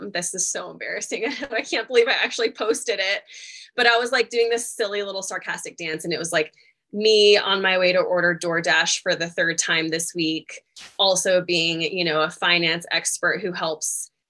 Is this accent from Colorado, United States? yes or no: no; Louisville, Kentucky, United States; I'm from Louisville, Kentucky, though, which normally people from Louisville don't have an accent. It's more Eastern Kentucky